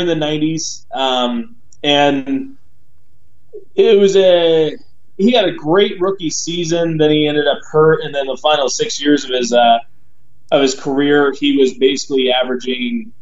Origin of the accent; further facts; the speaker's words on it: Southern California, United States; growing up in Southern California, my parents kind of taught me